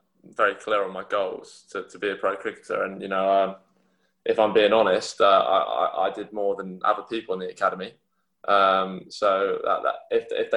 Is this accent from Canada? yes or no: no; Sevenoaks, South East England, United Kingdom; got involved in my local club at Holmesdale